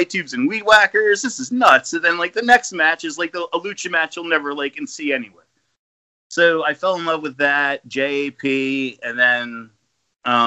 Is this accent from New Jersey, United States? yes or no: yes; New Jersey, United States; I came from Jersey